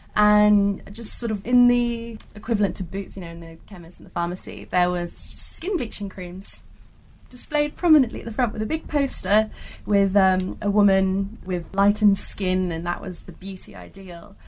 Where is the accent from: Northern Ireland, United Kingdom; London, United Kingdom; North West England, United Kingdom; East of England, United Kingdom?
East of England, United Kingdom; Norfolk; accent: British; also born or lived in Australia; go back to my own country every so often. I'm like, what, Norfolk?